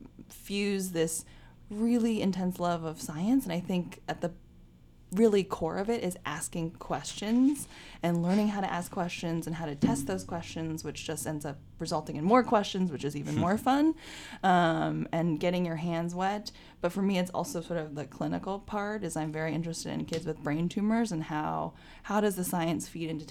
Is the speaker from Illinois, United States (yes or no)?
no; Bay Area, California, United States; I grew up in the Bay Area in California